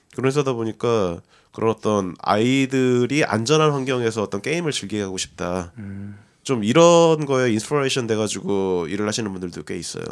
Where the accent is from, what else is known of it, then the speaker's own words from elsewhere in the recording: South Korea; moved away as an adult; now in United States; 한국에서 왔다.